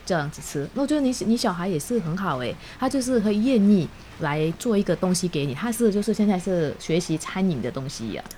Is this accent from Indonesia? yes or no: yes; Indonesia; Chinese is a second language; now in Taiwan; 我很小的时候，在印尼的时候，倒是有一点点打坐的习惯